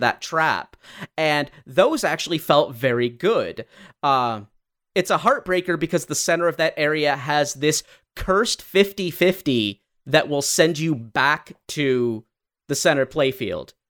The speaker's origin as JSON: {"language": "English", "region": "Michigan", "country": "United States", "said": "we are from Michigan"}